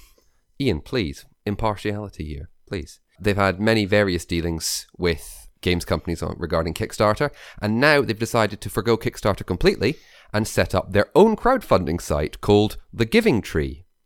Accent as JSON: {"language": "English", "region": "Scotland", "country": "United Kingdom", "accent": "Scottish", "said": "my real Scottish accent isn't real enough"}